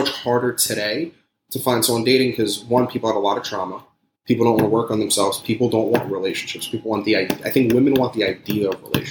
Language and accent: English; New York City, New York, United States; moved away as an adult; now in Florida, United States; I grew up in Staten Island